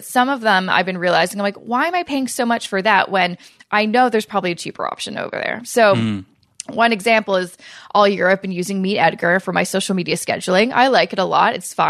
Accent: Canada; especially as a Canadian

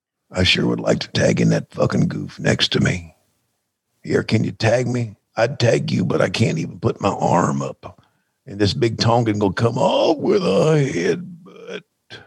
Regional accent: Minnesota, United States; we're from Minnesota, so we try to outdo everybody else.

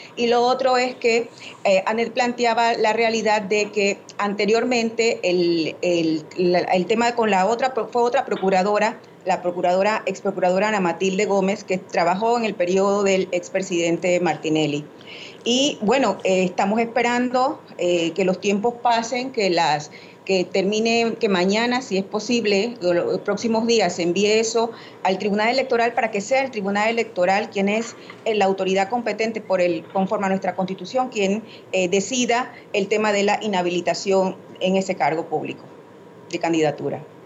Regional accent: Panama; como panameños y panameñas

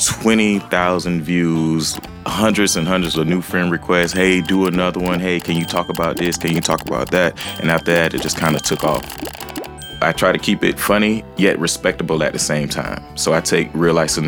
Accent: Jacksonville, Florida, United States; I'm from Jacksonville, Florida, aka Duval County

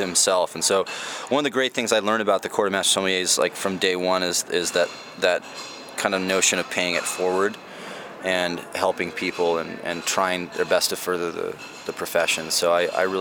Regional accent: Los Angeles, California, United States; I was born there in Hollywood

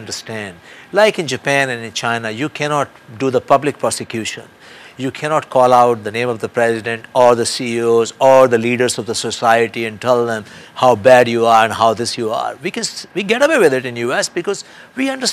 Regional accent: India; now in United States; I'm a free world person in the United States, and I come from India, another democratic country

